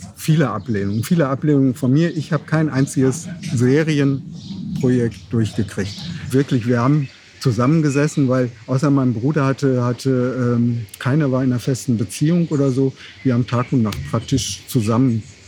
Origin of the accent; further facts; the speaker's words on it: North Rhine-Westphalia, Germany; wir sind ja in Westfalen geboren, ne, nah am Ruhrgebiet